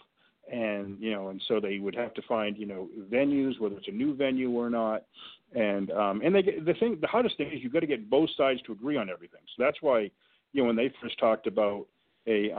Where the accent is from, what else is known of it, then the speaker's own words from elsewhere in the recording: Boston, Massachusetts, United States; now in Washington, D.C., United States; I grew up in Boston, very close to the North End.